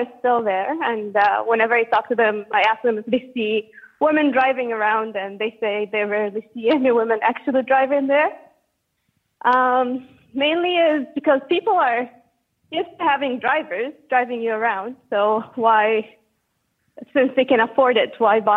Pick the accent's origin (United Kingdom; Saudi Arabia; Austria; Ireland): Saudi Arabia; English is a second language; moved away as an adult; now in Toronto, Canada; I'm originally from Saudi Arabia, and I've been living in Canada for the past 11 years